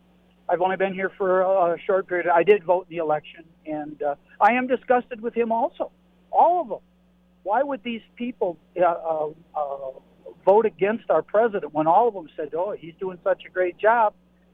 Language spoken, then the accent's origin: English; Michigan, United States; now in Tooele, United States; I'm originally from Michigan, and I didn't care for the people in Michigan at the time I was there.